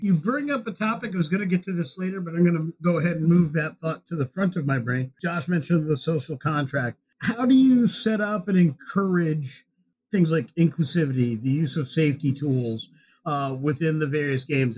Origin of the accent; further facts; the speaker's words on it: United States; accent: American